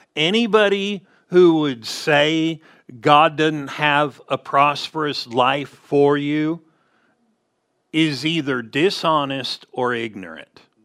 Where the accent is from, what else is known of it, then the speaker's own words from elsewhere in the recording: Southern California, United States; we grew up in Southern California